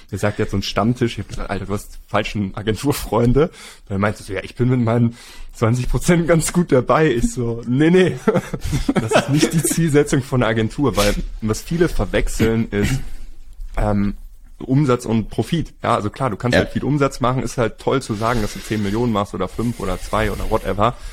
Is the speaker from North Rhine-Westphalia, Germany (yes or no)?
no; Hamburg, Germany; now in Spain; wir sind ja Hamburger.